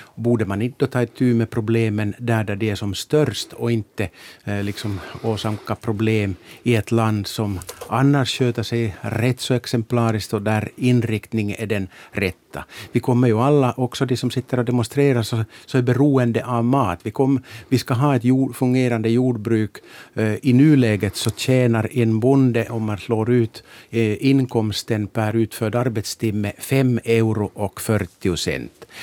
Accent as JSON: {"language": "Swedish", "town": "Larsmo", "region": "Ostrobothnia", "country": "Finland", "said": "min hemkommun Larsmo"}